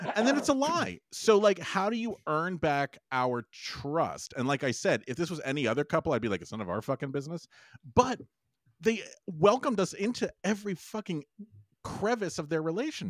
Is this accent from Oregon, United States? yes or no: no; Los Angeles, California, United States; I grew up in Los Angeles